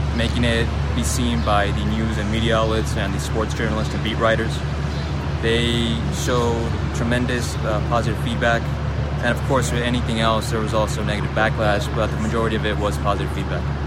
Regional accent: Anaheim, California, United States; now in Phoenix, United States; I'm from Anaheim, California, born and raised. I currently live out in Phoenix

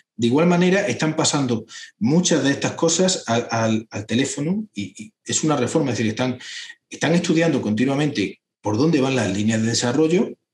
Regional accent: Hinojosa del Duque, Andalusia, Spain; yo soy andaluz, soy cordobés, soy dinojosa del Duque, los Pedroches

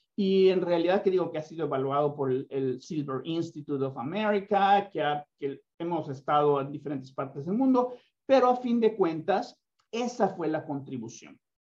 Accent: Mexico; soy mexicano

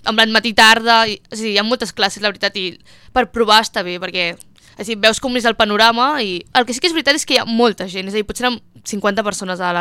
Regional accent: Barcelona, Catalonia, Spain; jo que sóc de Barcelona, existeixen com llocs que pots provar una classe gratis

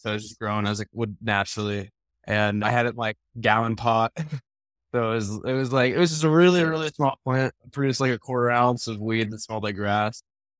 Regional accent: Denver, Colorado, United States; No, I'm from Denver, Colorado. I live like 20 minutes outside Denver.

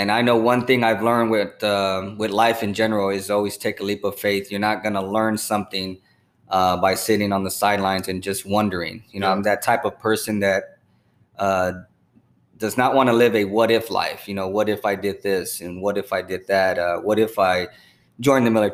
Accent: San Antonio, Texas, United States; also born or lived in San Marcos, Texas; I was born and raised in San Antonio, the slums of San Antonio

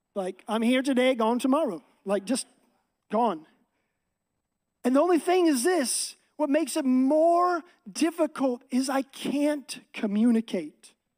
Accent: Seattle, Washington, United States; moved away as an adult; now in Texas, United States; I'm from Texas, actually originally from Seattle area. Me and my wife grew up here our entire life.

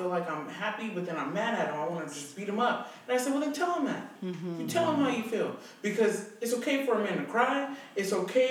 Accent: United States; also born or lived in Mexico; I'm American

